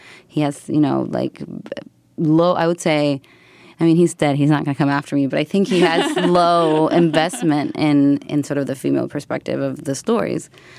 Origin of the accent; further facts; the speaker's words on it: Buenos Aires, Argentina; also born or lived in United States; I'm from Argentina and I grew up in Buenos Aires and also in the U.S. and I moved, a lot when I was growing up.